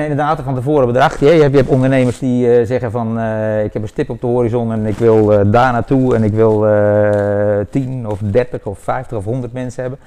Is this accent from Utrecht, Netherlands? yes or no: yes; Leersum, Utrecht, Netherlands; moved away as an adult; now in Woudenberg, Netherlands; Ik ben geboren in Leersum, over 53 jaar geleden. Eh, daar heb ik ruim drie, 32 eh, eh, jaar gewoond.